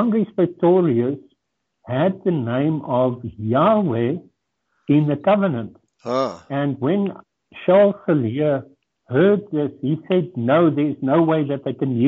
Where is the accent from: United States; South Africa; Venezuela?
South Africa; Durban, KwaZulu-Natal; English is a second language; I grew up in Durban, and that gives me or gave me the ability to communicate in English fairly well